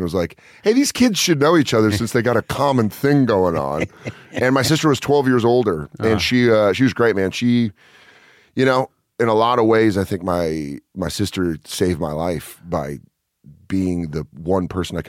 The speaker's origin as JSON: {"language": "English", "town": "Hartford", "region": "Connecticut", "country": "United States", "tie": "born there", "said": "I was born in Hartford, Connecticut, and my mom."}